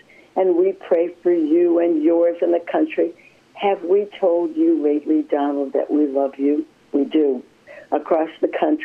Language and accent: English; Cleveland, Ohio, United States; I grew up in Cleveland, Ohio area